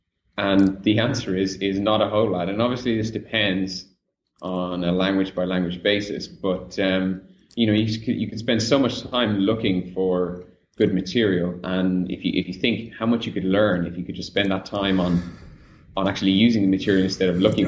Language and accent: English; Ireland; now in Rio de Janeiro, Brazil; as an Irish person, we're kind of taught from a young age that, you know, when you have a sunny day, you've got to take advantage of it.